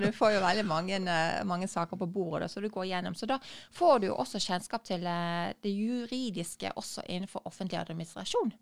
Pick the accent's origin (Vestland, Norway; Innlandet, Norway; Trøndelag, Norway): Vestland, Norway; Bergen; er jeg jo fra Bergen